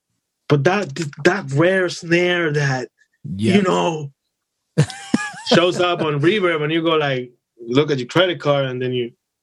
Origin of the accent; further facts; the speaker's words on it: Dominican Republic; now in United States; I come from the Dominican Republic